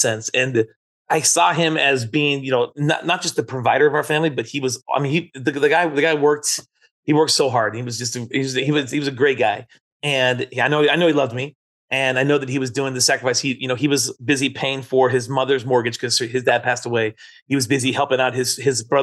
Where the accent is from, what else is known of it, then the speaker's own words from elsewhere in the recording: San Francisco, California, United States; We grew up in San Francisco